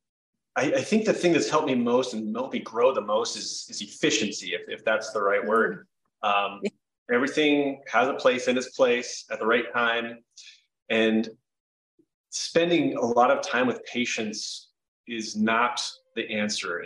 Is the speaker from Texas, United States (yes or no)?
no; Sheridan, Wyoming, United States; I am from Sheridan, Wyoming